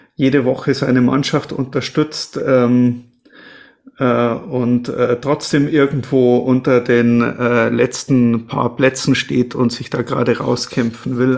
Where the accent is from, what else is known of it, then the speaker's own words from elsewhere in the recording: Munich, Bavaria, Germany; als Münchner